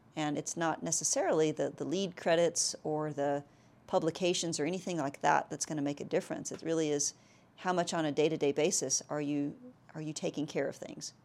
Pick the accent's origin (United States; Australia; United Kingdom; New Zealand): United States; South Texas; moved away; I'm actually from South Texas